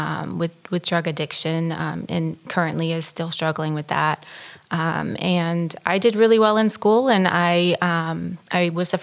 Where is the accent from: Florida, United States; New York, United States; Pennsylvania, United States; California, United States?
Florida, United States; Panama City; also born or lived in Alabama; I grew up in Panama City, Florida.